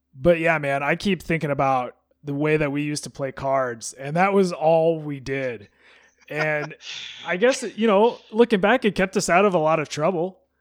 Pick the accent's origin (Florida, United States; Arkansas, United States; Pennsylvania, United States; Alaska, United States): Alaska, United States; growing up in Alaska